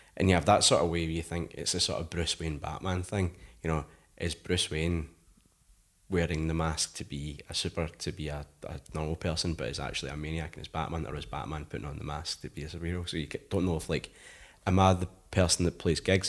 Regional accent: Paisley, Scotland, United Kingdom; I come from Paisley, like, really small town

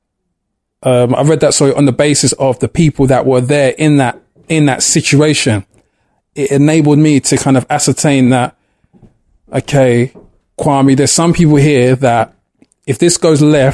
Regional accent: London, United Kingdom; The area I grew up in Clapton, East London, Hackney

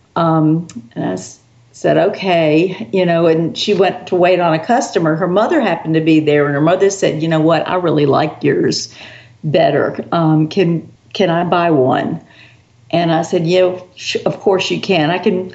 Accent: South Carolina, United States; also born or lived in New York City; I was born in New York City, but my mother was a Southern girl and did not think that was a proper place to raise her daughter. So, so we soon moved back down to the South, and I've been in the South ever since um, in South Carolina

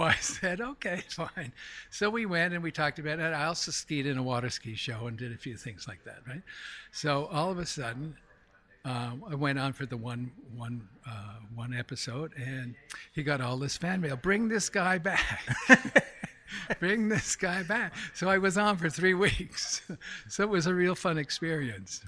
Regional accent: Montreal, Quebec, Canada; moved away as an adult; also born or lived in Stamford, Connecticut; now in New York City, United States; I'm originally from Montreal, Canada. I was born in, uh, Montreal

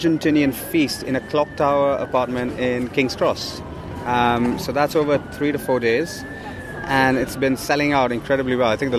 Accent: India; now in London, United Kingdom; I grew up on Burmese food living in India

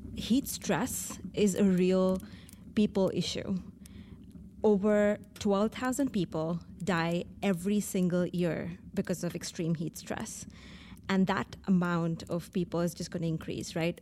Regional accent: New Delhi, Delhi, India; I grew up in Delhi, in New Delhi in India

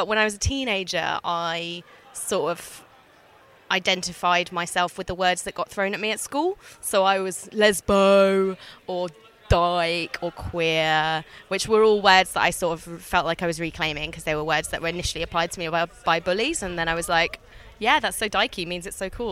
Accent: Brighton, South East England, United Kingdom; I am from Brighton. I was brought up in Brighton.

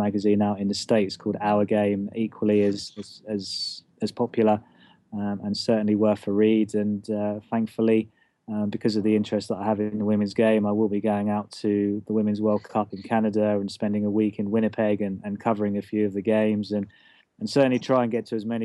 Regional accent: Watford, East of England, United Kingdom; I used to work as a local journalist in my hometown of Watford

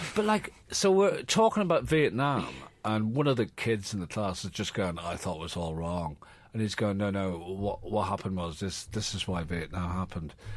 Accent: Ireland; born or raised there; moved away as an adult; now in London, United Kingdom

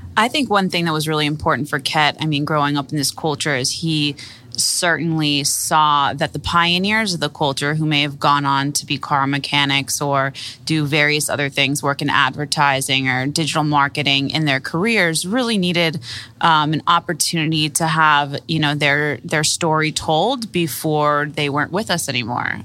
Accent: Miami, Florida, United States; I grew up here in Miami

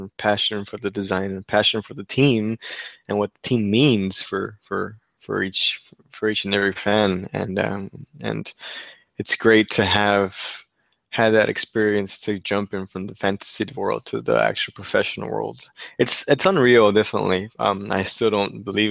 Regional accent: Mexico; now in Texas, United States; Mexico, my home country

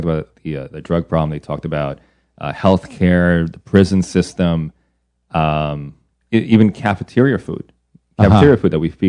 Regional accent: United States; also born or lived in Belgium; we're you know, Americans.

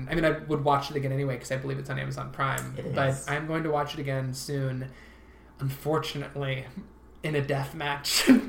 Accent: Southern Ohio, United States; moved away; I grew up in Southern Ohio.

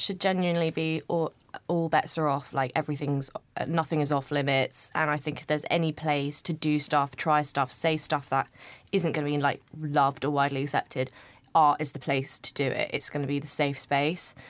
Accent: United Kingdom; I'm not from London. I grew up in, just outside of London, but it's te, technically the country.

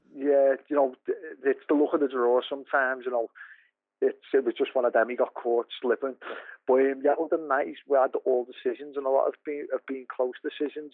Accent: Liverpool, North West England, United Kingdom; I'm, I'm from Liverpool

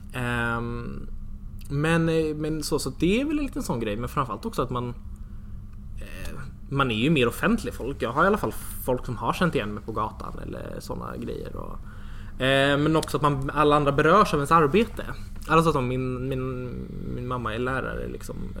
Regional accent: Järna, Stockholm County, Sweden; also born or lived in Jönköping; jag är uppvuxen i Järna. Det ligger precis utanför Södertälje

